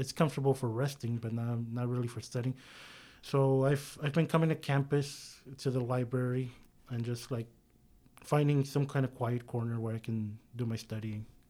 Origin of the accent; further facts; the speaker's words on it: San Diego, California, United States; now in Sacramento, United States; I'm a native from San Diego, California.